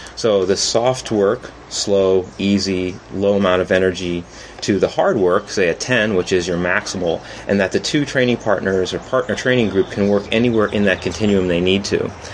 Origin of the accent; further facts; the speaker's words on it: San Francisco, California, United States; I'm from San Francisco